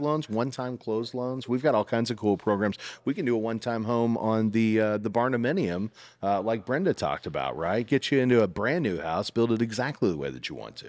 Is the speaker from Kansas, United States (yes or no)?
yes; Salina, Kansas, United States; now in Greenville, United States; I'm from Salina, Kansas originally.